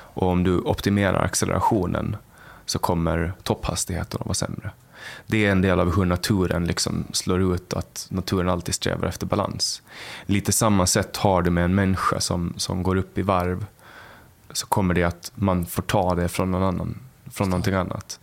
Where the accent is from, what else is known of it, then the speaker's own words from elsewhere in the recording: Mariehamn, Åland Islands; där jag, i Mariehamn och Övernäs så var vi en, det var en ganska stor skola